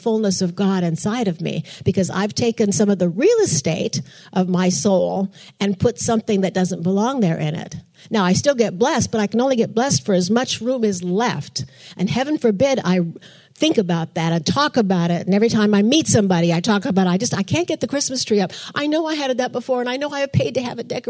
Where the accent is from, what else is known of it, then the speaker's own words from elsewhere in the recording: Portland, Oregon, United States; moved away; I'm from Portland, Oregon